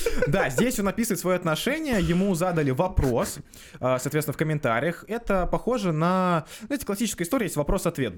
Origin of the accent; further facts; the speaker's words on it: Saint Petersburg, Russia; мы все из Петербурга